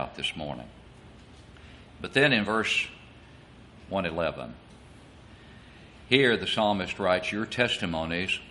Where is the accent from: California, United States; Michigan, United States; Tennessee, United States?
Tennessee, United States; Smithfield; my hometown of Smithfield